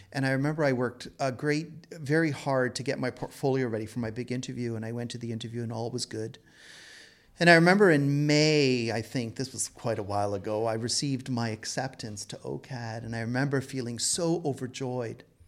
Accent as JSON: {"language": "English", "town": "Toronto", "region": "Ontario", "country": "Canada", "tie": "born or raised there", "said": "I was born and raised in Toronto"}